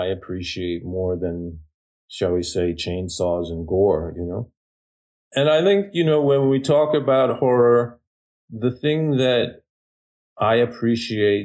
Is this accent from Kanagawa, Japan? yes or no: no; Sapporo, Hokkaido, Japan; I was born in Japan. I was born in Sapporo on the island of Hokkaido, and my parents are both from there